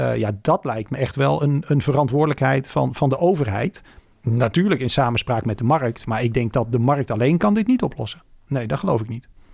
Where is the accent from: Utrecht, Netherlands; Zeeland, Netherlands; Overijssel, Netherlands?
Utrecht, Netherlands; Woerden; Ik ben opgegroeid in Woerden, dat is vlakbij